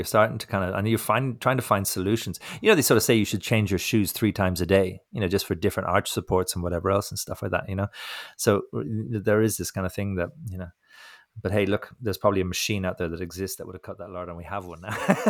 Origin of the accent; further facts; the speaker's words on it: Ireland; I'm being a prick now because I'm from Ireland. I'm giving the English a hard time.